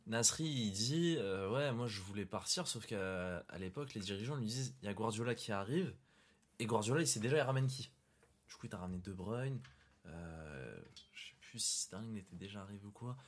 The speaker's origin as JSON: {"language": "French", "country": "Morocco", "said": "Je suis marocain"}